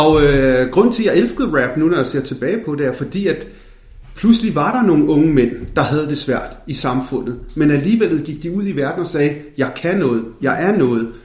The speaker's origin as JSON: {"language": "Danish", "country": "Denmark", "said": "Jeg følte ikke, at jeg blev øh, accepteret som dansk"}